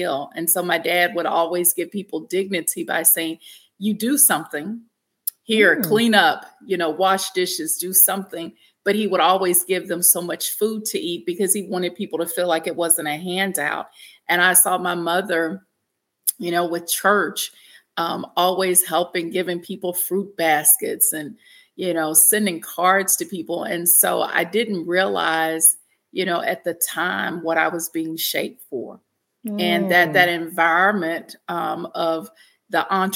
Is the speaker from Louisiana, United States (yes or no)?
yes; Shreveport, Louisiana, United States; I grew up in Shreveport, Louisiana